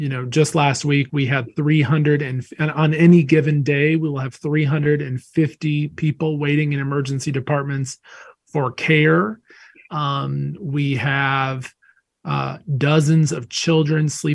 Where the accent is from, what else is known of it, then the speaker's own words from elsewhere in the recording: Wilmington, North Carolina, United States; I grew up in Wilmington, North Carolina